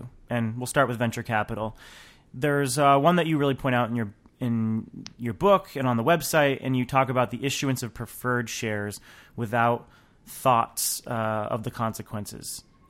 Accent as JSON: {"language": "English", "region": "New Hampshire", "country": "United States", "lives_now": "Washington, United States", "said": "I'm always jealous because I'm from New Hampshire, love the snow. We don't get a lot of it here in D.C."}